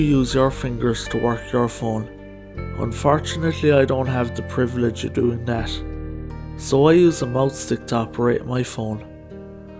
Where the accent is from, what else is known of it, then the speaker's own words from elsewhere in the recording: Killarney, Munster, Ireland; here in my hometown of Killarney